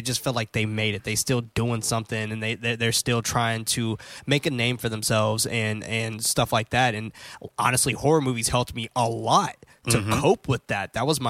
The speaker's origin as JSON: {"language": "English", "town": "San Francisco", "region": "California", "country": "United States", "tie": "born or raised there", "said": "I also grew up in the hood. Mm-hmm. And I grew up in San Francisco, and I grew up in a place called Hunters Point."}